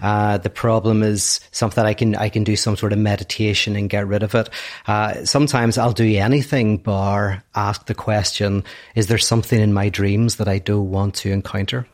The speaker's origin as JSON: {"language": "English", "region": "Northern Ireland", "country": "United Kingdom", "said": "I'm from Northern Ireland."}